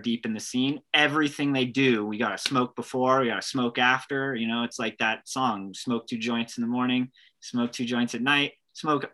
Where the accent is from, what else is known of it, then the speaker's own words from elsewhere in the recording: United States; Being an American